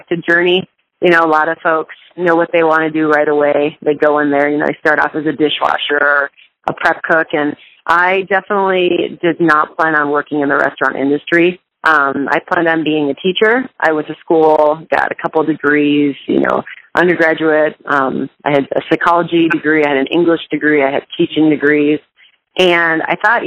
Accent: Minnesota, United States; moved away; I grew up in Minnesota

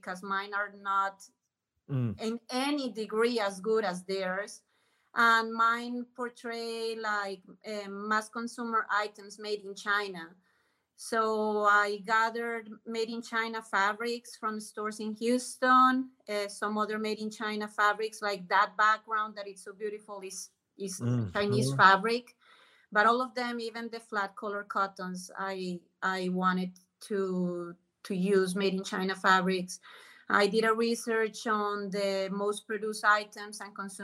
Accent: Colombia; English is a second language; moved away as an adult; I grew up in Colombia until I was 30 years old

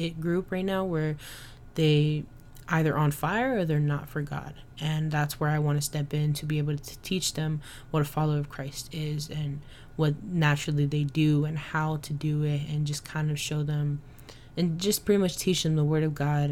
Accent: Dallas, Texas, United States; moved away; I was born and raised in Dallas, Texas

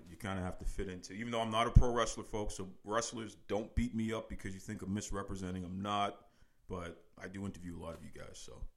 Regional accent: Boston, Massachusetts, United States; Born and raised in uh, Boston, Massachusetts, specifically uh, the Fuller Street area of Dorchester, and uh, also a Mattapan

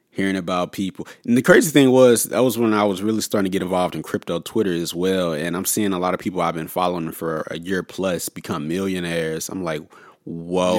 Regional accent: St. Louis, Missouri, United States; also born or lived in Los Angeles; I'm originally from Saint Louis, so I basically, I just went back home

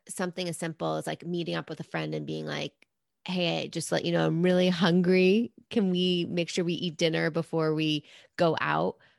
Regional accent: New York City, New York, United States; I'm a New Yorker. Like, oh, that's my naturally born state

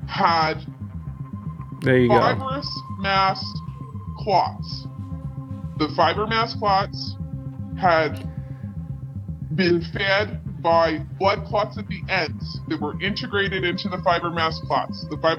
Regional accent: Canada; as a Canadian embalmer

